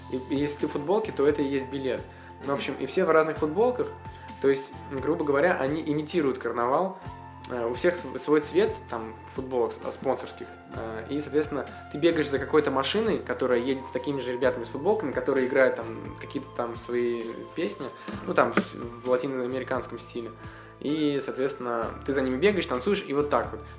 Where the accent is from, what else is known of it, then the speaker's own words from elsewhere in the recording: Russia; Мы ехали, думая, что мы там уникальные из России